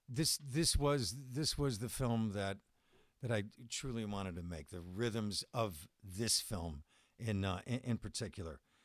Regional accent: Buffalo, New York, United States; born or raised there; moved away

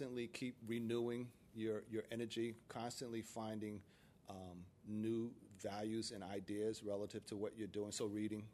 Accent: Paterson, New Jersey, United States; growing up in Paterson, New Jersey, there were probably five or six of us who were hanging out

